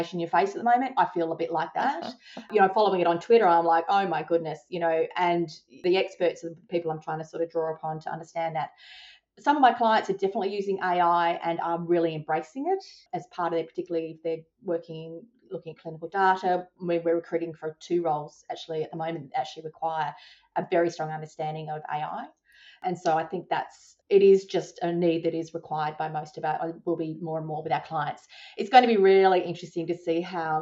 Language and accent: English; Adelaide, South Australia, Australia; moved away; I came from Adelaide